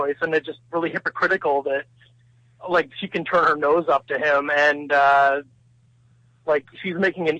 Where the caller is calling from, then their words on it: British Columbia, Canada; I'm calling from British Columbia, Canada.